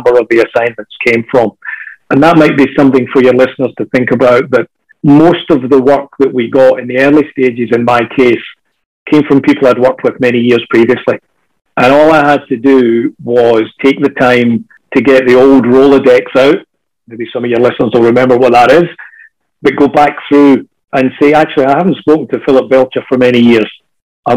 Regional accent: Scotland, United Kingdom; now in Australia; as a Scotsman

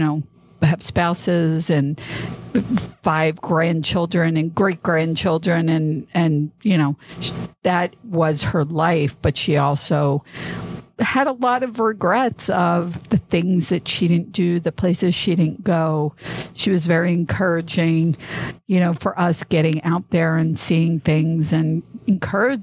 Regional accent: East Coast, United States; moved away; I grew up on the East Coast.

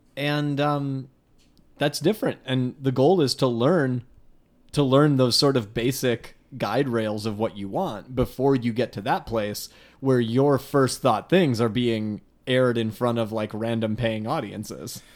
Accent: Palatine, Illinois, United States; I grew up in Palatine that had, that got so big somewhere in the nineties

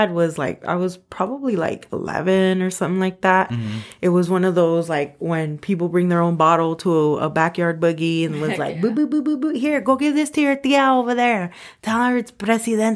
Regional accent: Los Angeles, California, United States; I grew up in Highland Park, Northeast Los Angeles

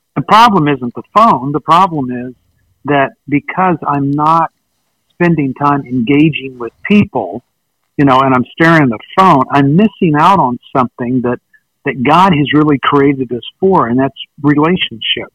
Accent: West Texas, United States; now in East Texas, United States; I live in East Texas, and I was born in West Texas

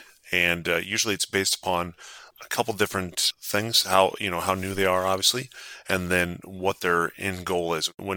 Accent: South Dakota, United States; growing up in South Dakota

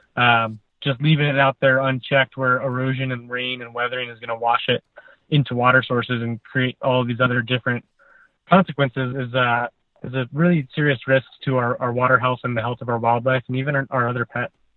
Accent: United States; moved away; We're from the Tahoe area originally

